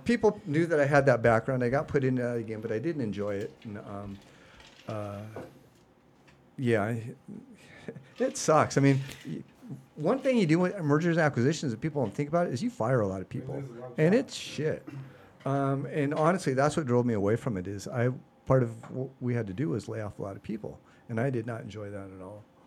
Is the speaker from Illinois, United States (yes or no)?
no; Seattle, Washington, United States; I am originally from Seattle. So, uh, born and raised in the Pacific Northwest